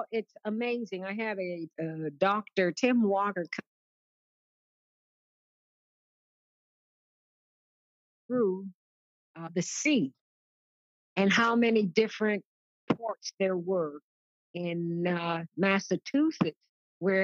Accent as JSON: {"language": "English", "country": "Canada", "said": "I'm Canadian"}